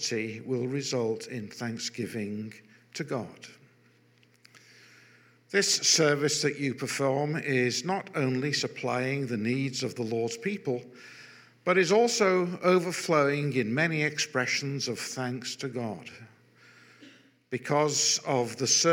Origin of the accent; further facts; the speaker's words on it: Manchester, North West England, United Kingdom; also born or lived in London / Altrincham; I'm a Mancunian by birth, a proud Mancunian by birth.